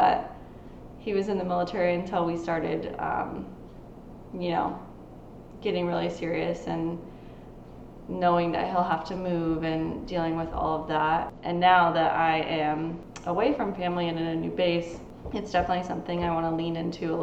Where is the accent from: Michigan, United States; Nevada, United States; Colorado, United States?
Nevada, United States; Las Vegas; moved away as an adult; also born or lived in Oregon; now in San Antonio, United States; I'm originally from Las Vegas, Nevada.